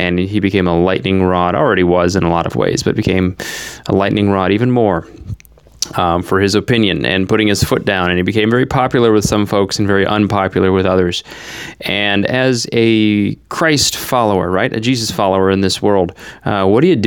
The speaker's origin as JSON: {"language": "English", "country": "United States", "said": "the 300 million here within the borders of the United States"}